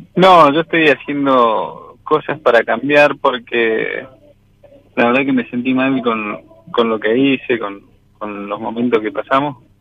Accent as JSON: {"language": "Spanish", "region": "southern Mendoza", "country": "Argentina", "said": "Del sur de Mendoza, de un pueblito."}